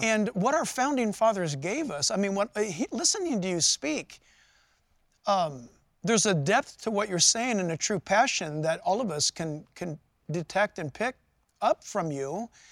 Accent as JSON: {"language": "English", "town": "San Diego", "region": "California", "country": "United States", "tie": "born or raised there", "also_born_or_lived": "Orange County, California", "moved": "yes", "said": "I was born in San Diego and migrated this far north to Orange County area."}